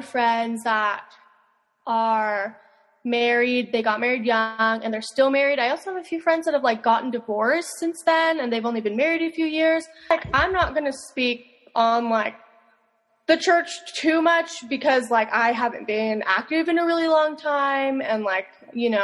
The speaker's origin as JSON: {"language": "English", "town": "Las Vegas", "region": "Nevada", "country": "United States", "moved": "yes", "said": "I'm from Vegas"}